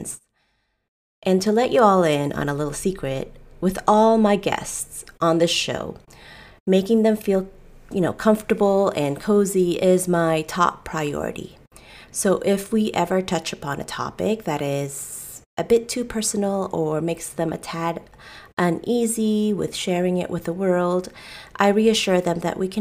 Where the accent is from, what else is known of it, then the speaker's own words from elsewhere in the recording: United States; I'm a Filipino-American entrepreneur